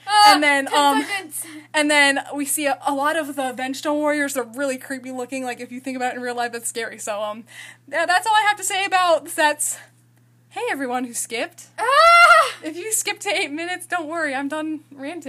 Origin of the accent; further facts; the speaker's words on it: United States; we're American